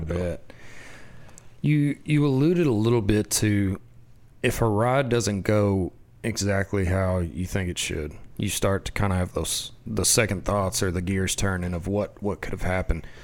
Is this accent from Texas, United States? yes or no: yes; West Texas, United States; I grew up in West Texas